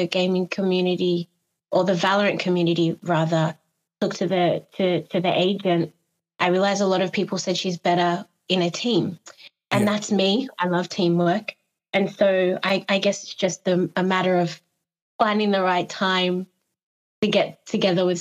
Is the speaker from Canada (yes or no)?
no; Australia; moved away; also born or lived in Ghana; Both my parents are Ghanaian. Even though I grew up in Australia